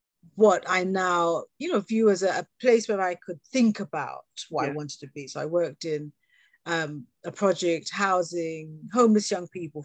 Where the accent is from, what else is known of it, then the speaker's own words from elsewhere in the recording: England, United Kingdom; accent: British; So born here and having had the wonderful experience of working globally